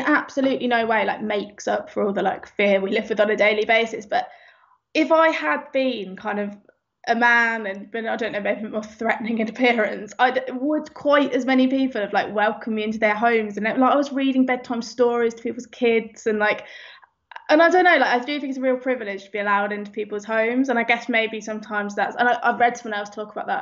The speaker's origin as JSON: {"language": "English", "town": "Northampton", "region": "East Midlands", "country": "United Kingdom", "tie": "born or raised there", "also_born_or_lived": "London", "moved": "yes", "said": "I'm from the middle of the Midlands. I'm from Northampton, pretty much. I think the furthest place from the sea in the whole UK is like 20 minutes down the road from the house I grew up"}